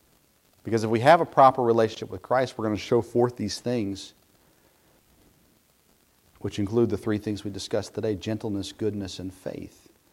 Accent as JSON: {"language": "English", "region": "Southern United States", "country": "United States", "tie": "born or raised there", "said": "So I grew up in a home with Yankee parents, but we grew up in the South. And all of my extended family are Northerners."}